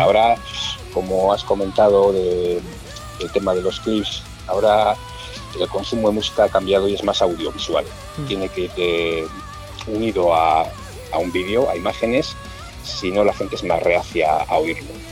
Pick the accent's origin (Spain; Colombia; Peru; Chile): Spain; Mungia, Basque Country; somos todos del mismo pueblo somos los cuatro de Monguía